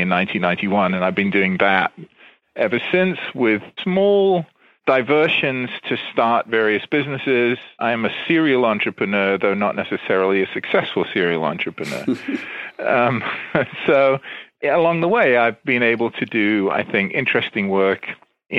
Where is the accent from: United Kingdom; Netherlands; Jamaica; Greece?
United Kingdom; England; moved away as an adult; also born or lived in London / Berkeley, California; now in Washington area, United States; I grew up in England, and I went to college in England